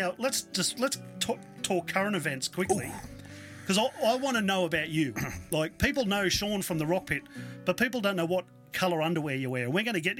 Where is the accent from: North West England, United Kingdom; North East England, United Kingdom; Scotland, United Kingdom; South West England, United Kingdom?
North East England, United Kingdom; Newcastle; I grew up in Newcastle, as we've discussed in the past, and it reminds me of the old, like, the Jolly Rogers and these venues back there that were gritty, they were dirty